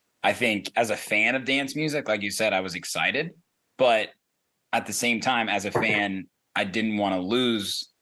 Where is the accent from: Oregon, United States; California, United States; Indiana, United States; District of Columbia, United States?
Indiana, United States; now in Chicago, United States; I'm from Indiana.